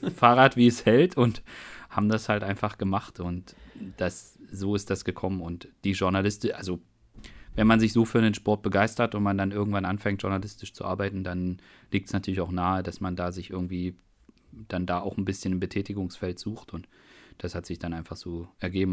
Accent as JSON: {"language": "German", "country": "Germany", "tie": "born or raised there", "said": "ich bin ja in der DDR aufgewachsen"}